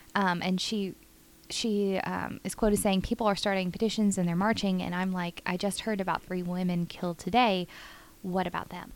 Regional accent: Richardson, Texas, United States; the street where I grew up in Richardson

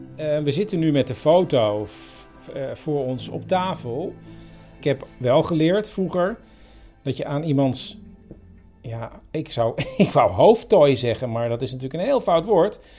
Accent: Amsterdam, North Holland, Netherlands; ik kom uit Amsterdam

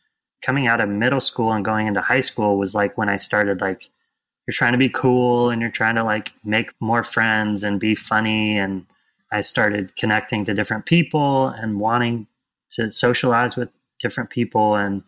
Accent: West Coast, United States; I grew up over on the West Coast, kind of all over the West Coast, really.

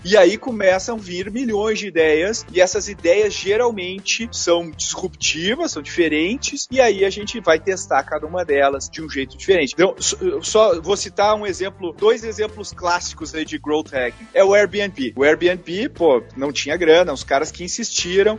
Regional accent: Gaúcho, Rio Grande do Sul, Brazil; eu sou gaúcho

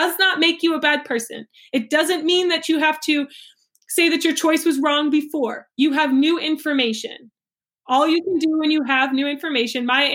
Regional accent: United States; I'm American

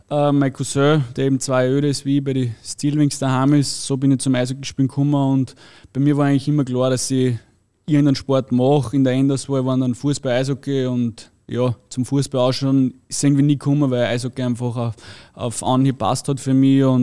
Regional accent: Pichling, Upper Austria, Austria; ich komme aus Bichling, äh, bin gleich fünf Minuten weiter in der Solar City in die Schule gegangen

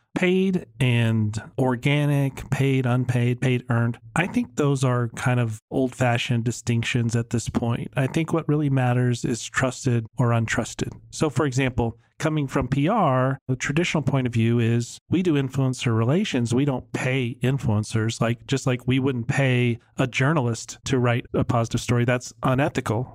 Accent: Virginia, United States; now in Dallas, United States; I grew up in Virginia

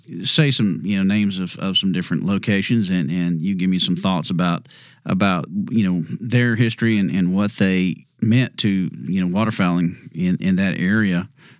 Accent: Houston, Texas, United States; growing up on the east side in Kingwood

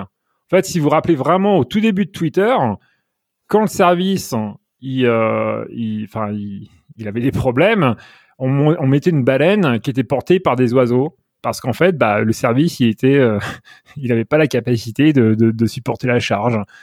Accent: Normandy, France; moved away as an adult; also born or lived in Paris, France / Netherlands; now in United States; je suis originaire de Normandie.

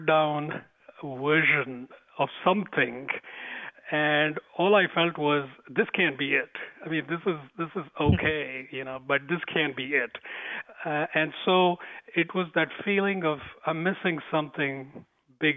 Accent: India; accent: Indian; moved away; I was born in India, grew up there. Most of my education was in India

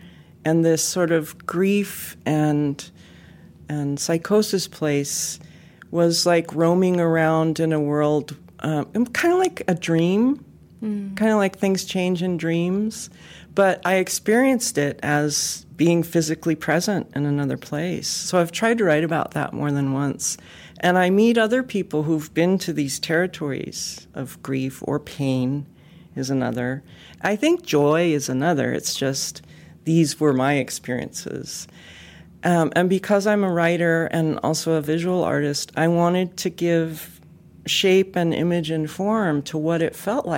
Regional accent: West Coast, United States; I think of it as energy too, but I'm from the West Coast, so I have to be careful about talking about energy.

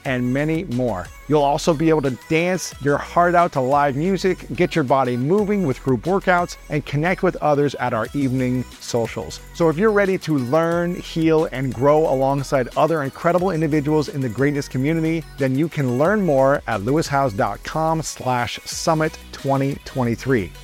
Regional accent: Columbus, Ohio, United States; my hometown of Columbus, Ohio

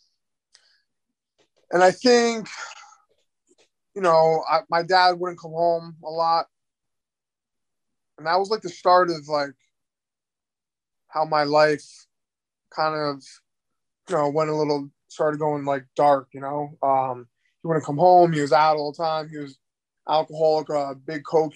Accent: Nassau County, Long Island, later Queens, New York, United States; I grew up in, for the first half of my life, in Nassau County in Long Island

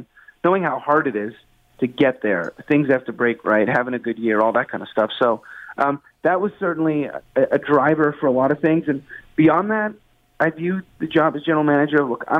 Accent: Canada; it's a sense of pride in being a Canadian and living in Toronto.

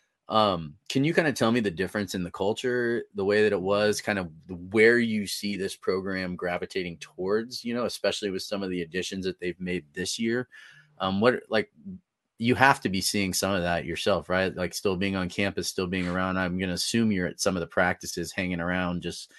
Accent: Northern California, United States; now in Colorado, United States; I'm originally from Northern California. So, and moved to Colorado in 2008

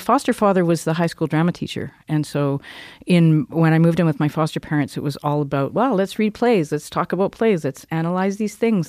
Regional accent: Cranbrook, British Columbia, Canada; also born or lived in Kimberley; I grew up in Cranbrook. I was born in Kimberley. I grew up in Cranbrook

